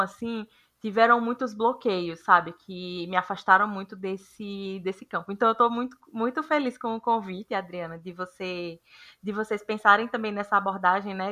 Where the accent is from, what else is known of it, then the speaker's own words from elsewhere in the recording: Juazeiro, Bahia, Brazil; now in São Paulo, Brazil; Eu sou natural de Juazeiro